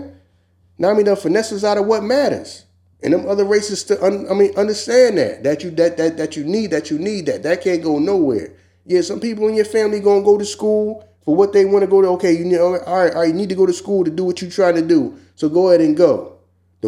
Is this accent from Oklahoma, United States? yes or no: no; Philadelphia, Pennsylvania, United States; I'm from South Philly